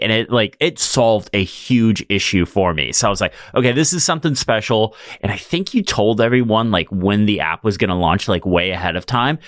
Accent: Fresno, California, United States; I'm from Fresno, California.

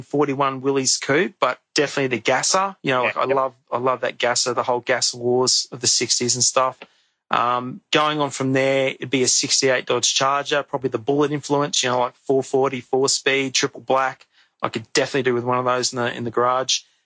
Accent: Brisbane, Queensland, Australia; I grew up in the Gap in Brisbane

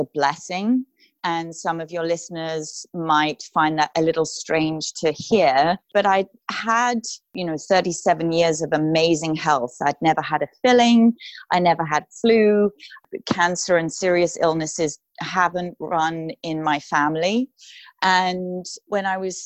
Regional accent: United Kingdom; moved away as an adult; now in Los Angeles, United States; I am a British classical crossover artist, moved to Los Angeles about 11 years ago

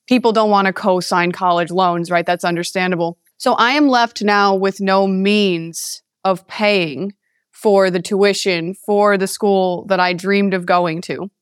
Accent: East Haven, Connecticut, United States; moved away as an adult; now in Las Vegas, United States; I was born and raised in East Haven, Connecticut for 18 years.

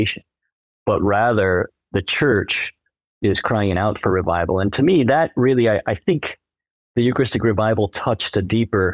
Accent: Colorado, United States; also born or lived in St. Paul, Minneapolis, Minnesota; now in Crookston, United States; I was born and raised in Colorado.

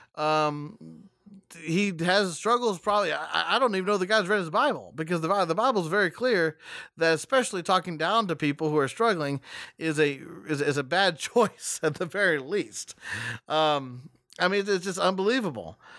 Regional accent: West Texas, United States; I was born in West Texas

